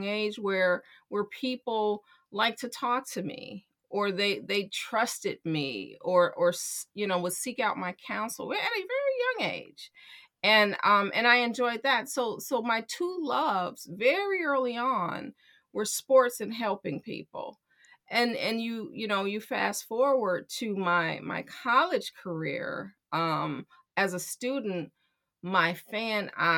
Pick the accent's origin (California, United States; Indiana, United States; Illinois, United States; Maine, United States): Illinois, United States; Chicago; I'm born and raised in Chicago